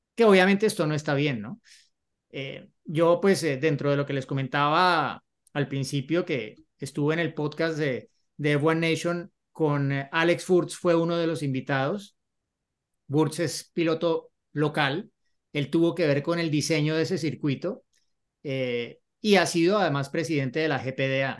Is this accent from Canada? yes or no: no; Colombia; cuando me volví para Colombia